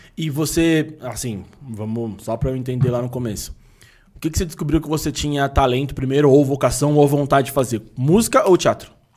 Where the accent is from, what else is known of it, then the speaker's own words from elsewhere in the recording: São Paulo, Brazil; sou daqui desde sempre